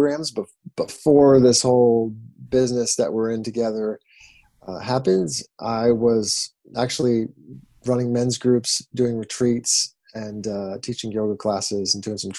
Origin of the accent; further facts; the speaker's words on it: about 40 minutes east of Seattle, Washington, United States; now in San Diego, United States; I grew up in the best place in the world, in the northwest of the United States, about 40 minutes east of the city of Seattle